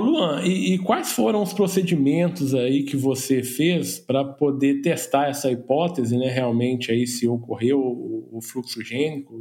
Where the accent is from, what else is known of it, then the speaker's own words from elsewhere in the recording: Rio de Janeiro, Brazil; eu do Rio de Janeiro